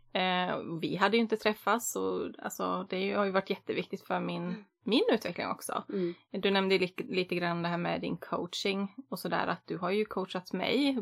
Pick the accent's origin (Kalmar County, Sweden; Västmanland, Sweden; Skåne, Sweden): Västmanland, Sweden; Västerås; moved away as an adult; now in Gothenburg, Sweden; Uppvuxen på landet fast jag är född och uppvuxen i Västerås då och i orten utanför